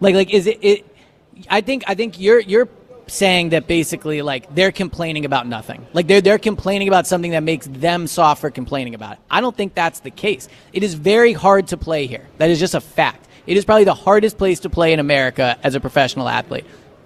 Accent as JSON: {"language": "English", "town": "Philadelphia", "region": "Pennsylvania", "country": "United States", "said": "I'm from Philadelphia."}